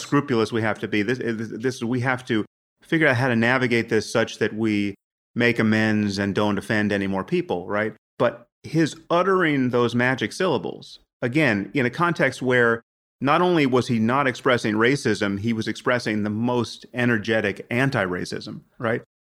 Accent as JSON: {"language": "English", "country": "United States", "said": "I'm from America"}